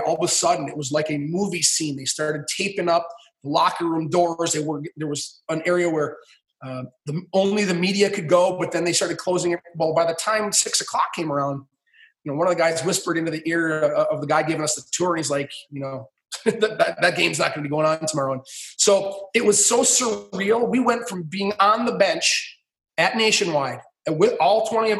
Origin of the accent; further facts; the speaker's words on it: Stevens Point, Wisconsin, United States; moved away; I grew up in Stevens Point, Wisconsin